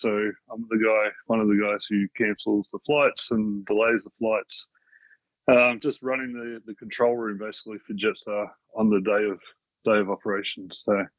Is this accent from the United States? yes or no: no; Sunbury, Victoria, Australia; also born or lived in Strathmore, Melbourne; I'm in Melbourne, Victoria, in Strathmore, just near Esalen Airport. Been here for about a year. Before that, I grew up in Sunbury, just out in the western suburbs.